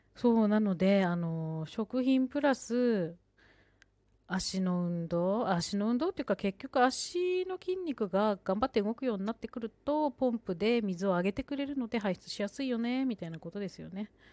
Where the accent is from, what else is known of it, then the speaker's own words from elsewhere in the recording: Sendai, Miyagi, Japan; 私は仙台出身